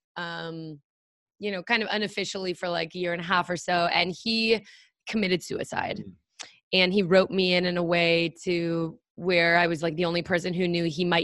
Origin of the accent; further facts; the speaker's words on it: San Francisco, California, United States; I was actually born on the Presidio